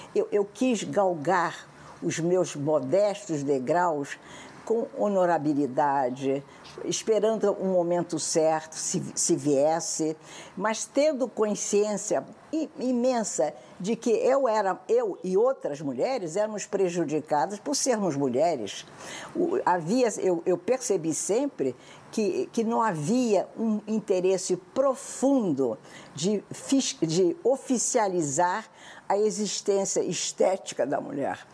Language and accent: Portuguese; Brazil